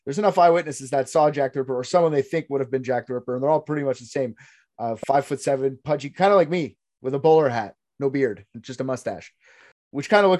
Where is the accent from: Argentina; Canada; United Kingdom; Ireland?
Canada; I'm a Canadian